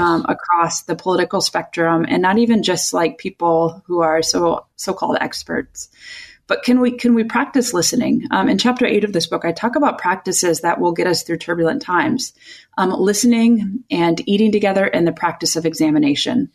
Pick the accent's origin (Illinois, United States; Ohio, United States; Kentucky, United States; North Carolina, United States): Illinois, United States; Chicago; now in California, United States; I'm originally from Chicagoland